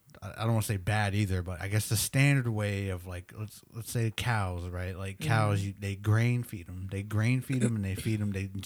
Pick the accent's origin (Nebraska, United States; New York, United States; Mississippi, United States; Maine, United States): Nebraska, United States; now in Oklahoma, United States; and we're from Nebraska, but we tried to grow them here in Oklahoma, and man, they would just die.